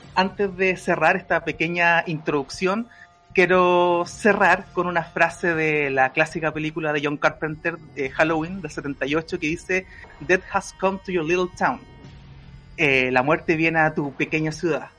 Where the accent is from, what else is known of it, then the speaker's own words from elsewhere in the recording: Valparaíso, Chile; now in Santiago, Chile; yo soy de Valpo, soy porteño, pero también soy mapucino, las tengo todas. Pero yo me acuerdo cuando vivía en Valpo